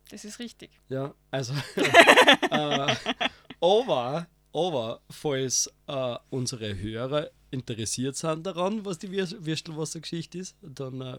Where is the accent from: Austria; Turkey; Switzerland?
Austria; Upper Austria; born there; ich bin gebürtiger Oberösterreicher, das ist eine Tatsache.